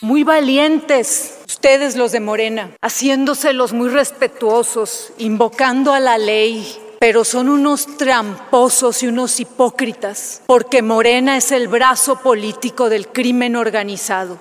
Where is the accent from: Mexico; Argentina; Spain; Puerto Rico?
Mexico; como mexicanos